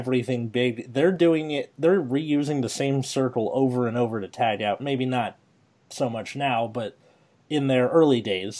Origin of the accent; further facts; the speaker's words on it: United States; And I am fucking American.